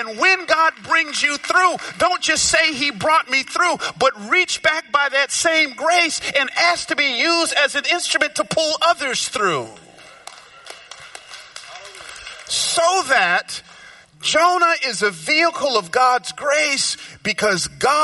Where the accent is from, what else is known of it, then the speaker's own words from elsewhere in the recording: Georgia, United States; moved away; also born or lived in Memphis; I grew up down south in Georgia